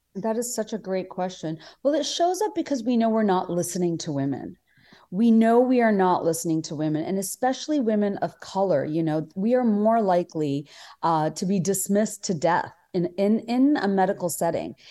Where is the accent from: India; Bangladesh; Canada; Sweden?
Bangladesh; now in United States; even before I came to America, I mean, just growing up in Bangladesh